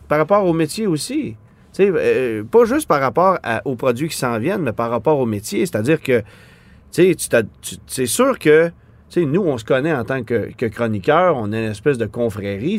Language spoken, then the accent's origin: French; Quebec, Canada; chez nous au Québec